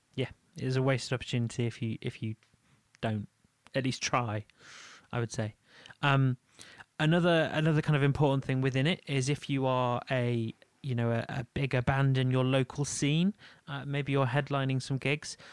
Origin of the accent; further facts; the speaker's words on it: Leeds, Yorkshire and the Humber, United Kingdom; moved away; I am from Leeds